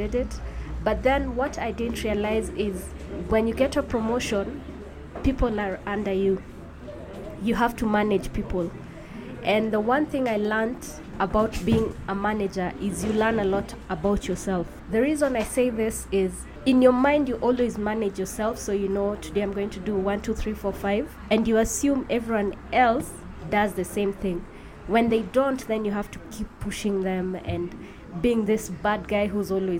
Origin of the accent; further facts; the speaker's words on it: Nairobi, Kenya; I'm from Nairobi, Kenya